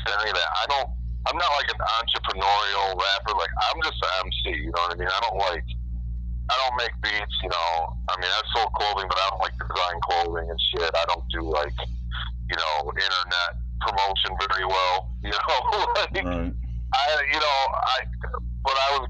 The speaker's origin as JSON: {"language": "English", "town": "Rome", "region": "New York", "country": "United States", "tie": "born or raised there", "also_born_or_lived": "Brooklyn, New York", "said": "I grew up in a small city in upstate New York, central New York. It's called Rome, New York"}